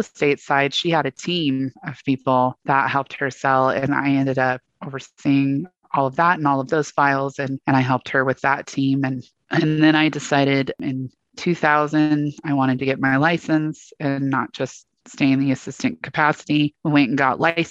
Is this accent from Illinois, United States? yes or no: no; Northern Colorado, United States; also born or lived in Coos Bay, Oregon; I grew up in Northern Colorado. I was actually born in Coos Bay, Oregon.